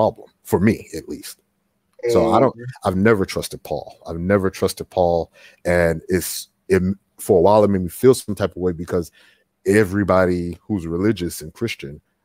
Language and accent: English; Houston, Texas, United States; I'm from H-Town, from Houston